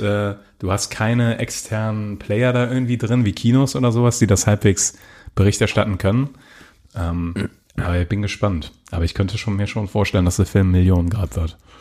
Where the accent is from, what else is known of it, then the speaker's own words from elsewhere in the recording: Germany; als Deutscher